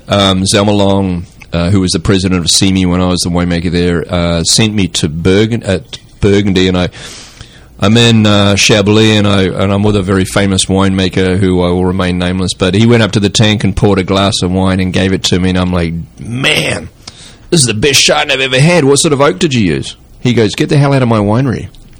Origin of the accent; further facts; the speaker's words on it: New Zealand; now in California, United States; And I came from New Zealand, I'm like, dude, it's not going to get ripe.